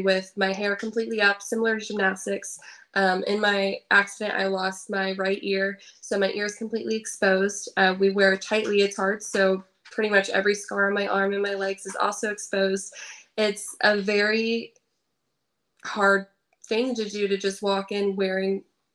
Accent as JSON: {"language": "English", "region": "Indiana", "country": "United States", "tie": "born or raised there", "said": "I grew up in Indiana, but I started going to Michigan for my coach"}